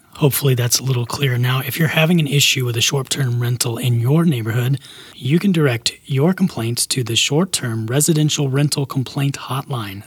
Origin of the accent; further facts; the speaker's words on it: Alabama, United States; now in Las Vegas, United States; where I grew up in Alabama.